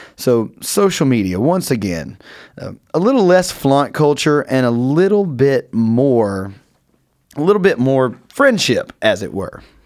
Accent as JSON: {"language": "English", "region": "North Carolina", "country": "United States", "moved": "yes", "said": "I'm from North Carolina, if you didn't pick it up in some of my voice"}